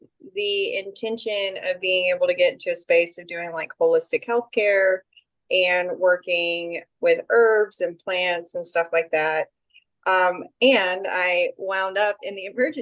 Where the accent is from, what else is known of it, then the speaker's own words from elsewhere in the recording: Southeast Texas, United States; I'm from Southeast Texas, and I'm located north of Austin right now